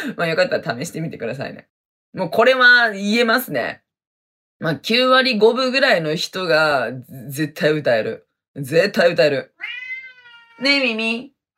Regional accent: Hokkaido, Japan; accent: Hokkaido dialect; moved away as an adult; also born or lived in Okinawa; 私はね、めちゃめちゃ北海道弁ですね。生まれも育ちも北海道でございますね。

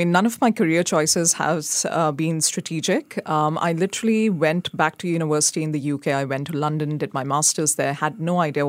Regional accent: India; I come from India. So the India-Pakistan political discourse is very strong.

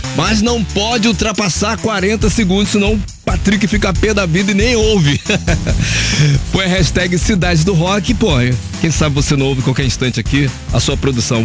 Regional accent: Rio de Janeiro, Brazil; eu sou do Rio de Janeiro, Brasil, América do Sul, planeta Terra

